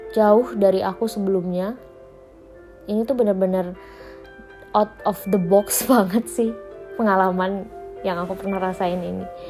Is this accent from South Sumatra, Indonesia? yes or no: yes; Palembang, South Sumatra, Indonesia; now in Jakarta, Indonesia; tempat asalku di Palembang